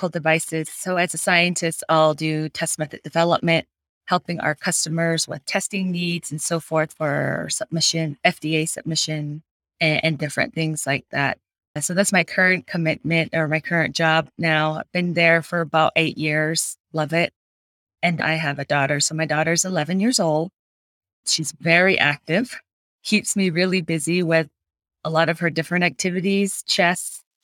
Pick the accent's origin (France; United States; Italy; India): United States; Red Mesa, Arizona; moved away as an adult; now in Flagstaff, United States; I grew up in Red Mesa